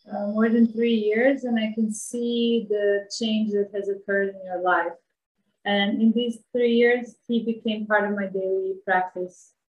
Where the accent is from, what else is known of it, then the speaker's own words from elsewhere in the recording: Bosnia & Herzegovina; moved away as an adult; now in Ubud, Indonesia; Before that, I was traveling and living in different parts of the world. And originally, I come from Bosnia.